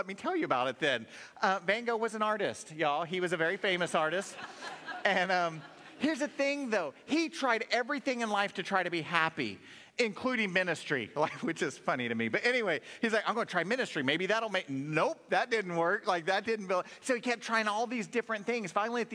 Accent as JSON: {"language": "English", "region": "Oklahoma", "country": "United States", "tie": "born or raised there", "moved": "yes", "said": "I grew up in Oklahoma, and growing up in Oklahoma, that meant you're a Dallas Cowboy fan"}